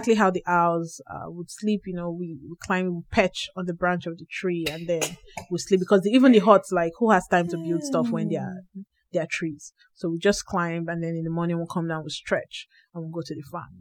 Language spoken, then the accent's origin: English; Nigeria; moved away; moving to this country, I went from being a Nigerian woman